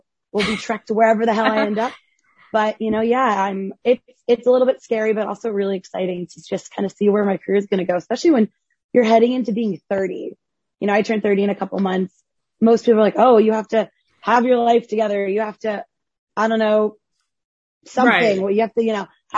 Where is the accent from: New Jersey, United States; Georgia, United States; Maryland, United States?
New Jersey, United States; I grew up in Central Jersey